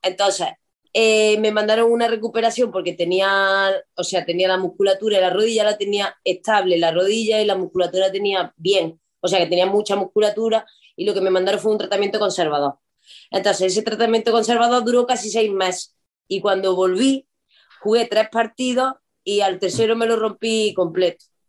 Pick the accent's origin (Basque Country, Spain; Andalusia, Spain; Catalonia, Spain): Andalusia, Spain; Córdoba; moved away as an adult; now in Ourense, Spain; yo soy de Córdoba, pero llevo ya 12 años aquí en Orense